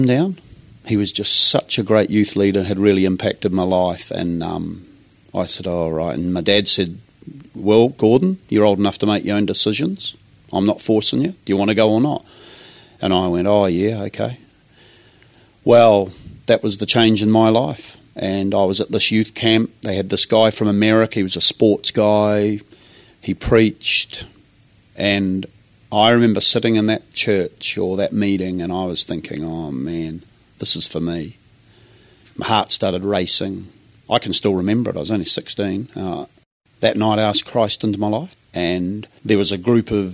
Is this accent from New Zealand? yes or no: yes; New Zealand; accent: Kiwi; moved away as an adult; also born or lived in Napier, New Zealand; now in Brisbane, Australia; I am a Kiwi